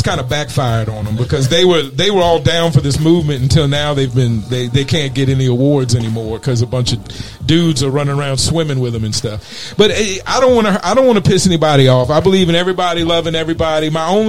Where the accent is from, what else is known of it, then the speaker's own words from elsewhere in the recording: East Coast, United States; And I think I come from the East Coast, so we didn't necessarily understand gangs at first.